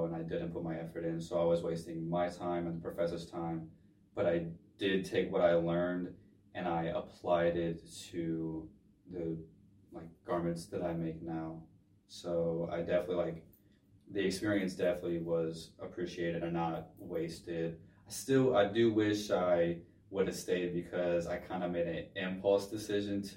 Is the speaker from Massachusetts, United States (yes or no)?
no; Middletown, Ohio, United States; I'm from Cincinnati, Ohio, specifically Middletown, Ohio, which is technically a suburb of Cincinnati